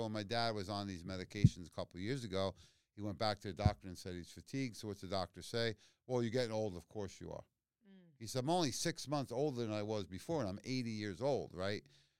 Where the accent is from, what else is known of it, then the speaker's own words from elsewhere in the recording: Queens, New York, United States; I grew up in Queens. I know what egg cream is, yeah.